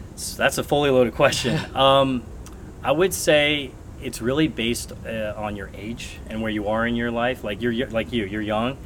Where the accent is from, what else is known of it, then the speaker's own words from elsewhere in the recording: San Francisco, California, United States; I was pretty much born and raised in San Francisco.